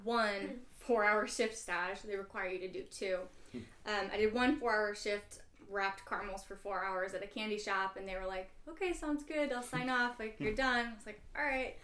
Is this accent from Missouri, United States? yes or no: yes; St. Louis, Missouri, United States; also born or lived in Chicago; I am a local chocolatier, born and raised in St. Louis